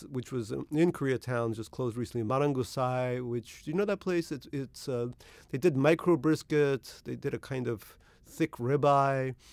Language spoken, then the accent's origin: English; Russia; born there; I was born in Russia in the Soviet Union